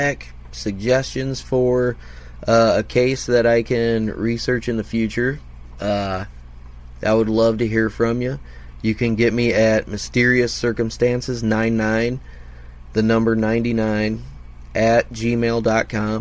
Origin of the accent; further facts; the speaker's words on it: Indiana, United States; my home state of Indiana